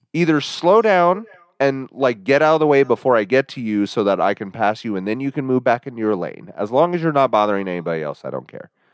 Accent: Midwest, United States; also born or lived in Kansas; we're from the Midwest

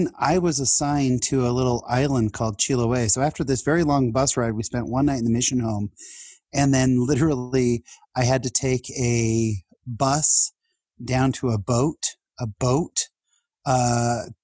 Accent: San Jose, California, United States; also born or lived in Fullerton, California; I lived in San Jose from the time I was two till the time I was 19

